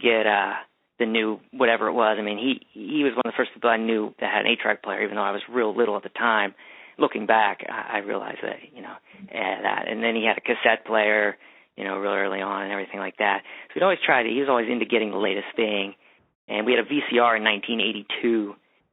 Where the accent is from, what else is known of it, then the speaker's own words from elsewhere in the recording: Bethel Park, Pennsylvania, United States; I grew up in the suburbs outside of Pittsburgh.